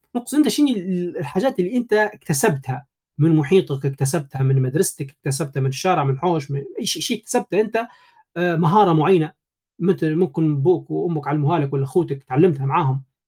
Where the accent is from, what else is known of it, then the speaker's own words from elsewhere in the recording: Janzour, Tripoli District, Libya; ولدت في ليبيا طرابلس جنزور آه، يعني مواليد 92